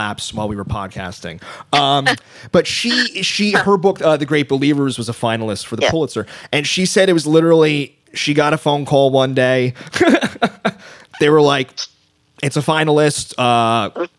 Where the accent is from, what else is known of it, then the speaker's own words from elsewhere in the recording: Bergen County, New Jersey, United States; also born or lived in Queens, New York; I was from Queens. I grew up in Bergen County